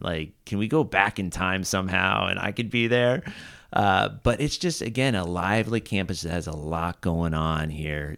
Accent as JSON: {"language": "English", "area": "Southern Orange County", "region": "California", "country": "United States", "tie": "born or raised there", "also_born_or_lived": "Santa Barbara", "said": "growing up in Southern Orange County"}